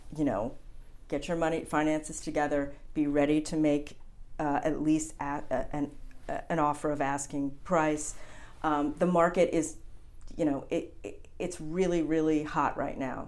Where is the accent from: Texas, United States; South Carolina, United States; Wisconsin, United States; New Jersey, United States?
New Jersey, United States; also born or lived in Montauk, New York; now in Hamptons, United States; I'm originally from New Jersey, and um, my mother decided in the family that we would summer in the Hamptons